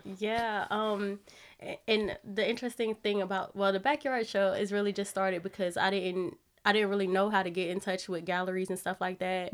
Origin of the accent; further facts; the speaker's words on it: Wilmington, Delaware, United States; moved away as an adult; I'm from Delaware. I'm from Wilmington